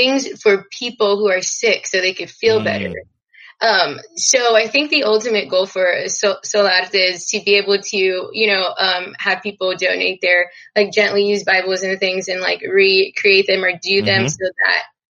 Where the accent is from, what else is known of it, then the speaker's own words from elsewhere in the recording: Texas, United States; I'm from Texas